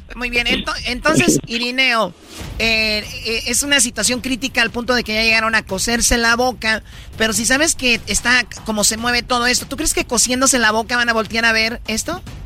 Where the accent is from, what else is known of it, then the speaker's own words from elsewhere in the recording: Michoacán, Mexico; los michoacanos siempre somos bien